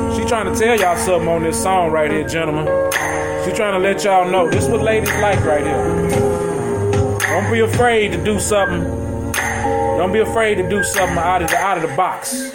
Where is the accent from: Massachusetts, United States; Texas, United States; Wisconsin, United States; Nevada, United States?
Texas, United States; Houston; we are from Houston, Texas